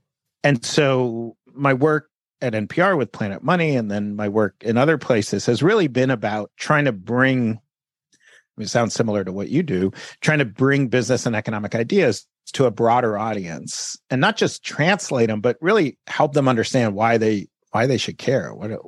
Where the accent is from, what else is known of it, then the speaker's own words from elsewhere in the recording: United States; I sort of felt like an immigrant to America, even though I'm an American and I grew up in America.